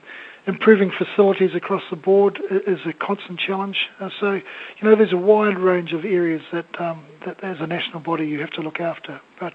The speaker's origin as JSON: {"language": "English", "region": "Gisborne", "country": "New Zealand", "tie": "born or raised there", "said": "from a young lad growing up in Gisborne"}